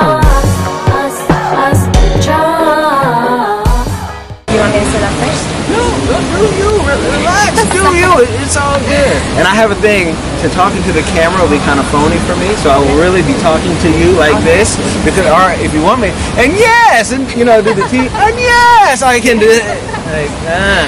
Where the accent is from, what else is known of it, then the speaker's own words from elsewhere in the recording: Oakland, California, United States; I am from Oconda, that's East Oakland, California, and I was born in Oakland and raised in the whole Bay Area